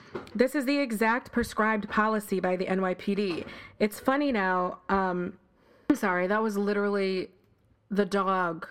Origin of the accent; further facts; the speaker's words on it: Buffalo, New York, United States; moved away as an adult; also born or lived in Harlem, New York City; now in New York City, United States; I'm not from here. I grew up in Buffalo, New York, with a house and a swing